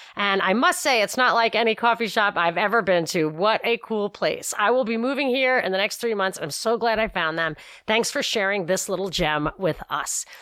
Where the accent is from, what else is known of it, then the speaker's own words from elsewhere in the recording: New York, United States; moved away; growing up in New York